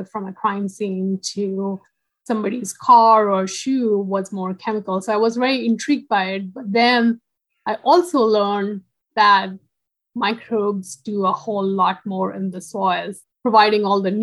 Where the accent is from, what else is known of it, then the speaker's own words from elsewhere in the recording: India; moved away as an adult; also born or lived in Florida, United States; now in Arizona, United States; I'm not originally from US. I am from India. So I came to US for my PhD